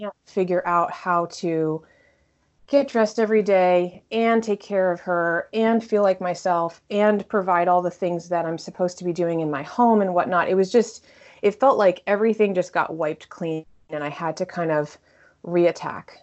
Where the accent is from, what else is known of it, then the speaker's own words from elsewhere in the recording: Connecticut, United States; also born or lived in Texas / New York; now in Washington, D.C., United States; I grew up in Connecticut, really close to New York